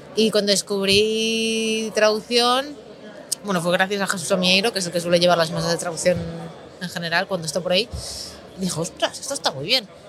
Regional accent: Galicia, Spain; now in Barcelona, Spain; yo soy gallega

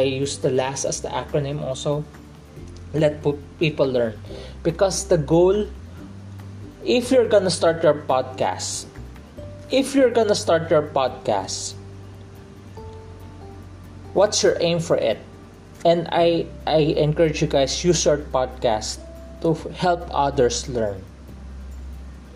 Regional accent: Philippines; I'm from the Philippines, I'm a Filipino

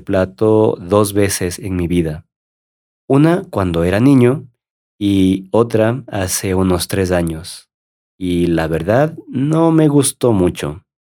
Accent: Ecuador; como ecuatoriano

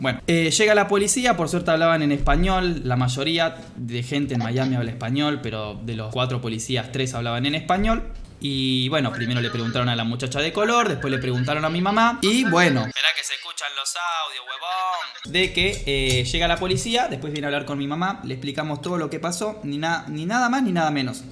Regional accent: Argentina; yo soy de Argentina

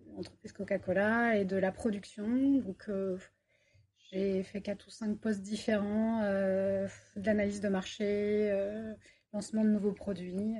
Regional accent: Paris region, Île-de-France, France; moved away as an adult; also born or lived in Bordeaux; now in Toulouse, France; je suis toulousaine d'adoption, ça fait trois ans que je suis sur Toulouse et je viens de région parisienne

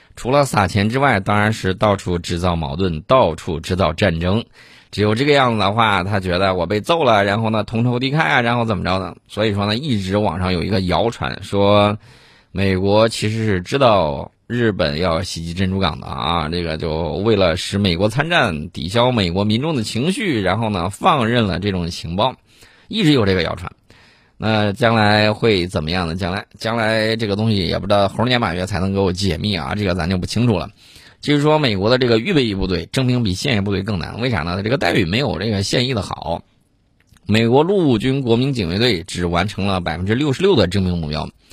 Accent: China; 作为中国人的一份子

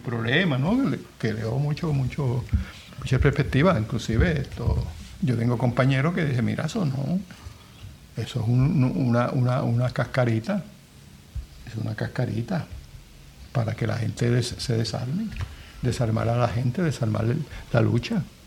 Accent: Puerto Rico; Yo soy nacionalista, yo soy puertorriqueño. Esta es mi nación

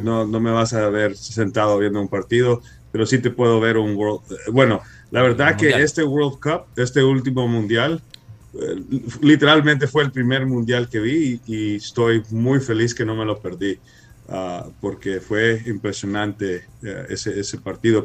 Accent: Los Angeles, California, United States; creciendo aquí en Los Ángeles, mis padres siendo salvadoreños

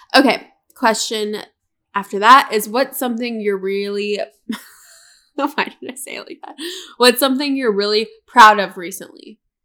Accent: Charlotte, North Carolina, United States; also born or lived in Tampa, Florida; I was actually born in Tampa, Florida. And I moved to North Carolina when I was younger, and then I ended up moving into Colin's neighborhood up the street from him. I think we moved when I was six.

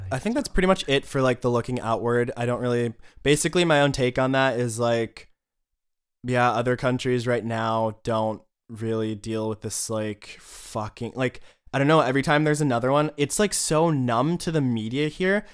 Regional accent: United States; moved away; as an American

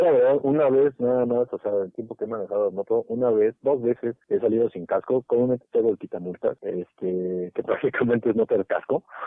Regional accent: State of Mexico, Mexico; yo soy del Estado

